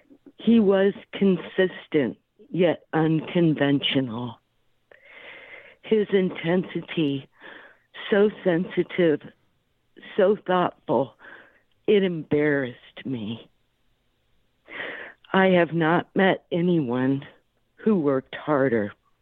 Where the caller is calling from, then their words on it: Florida, United States; I'm calling from Florida.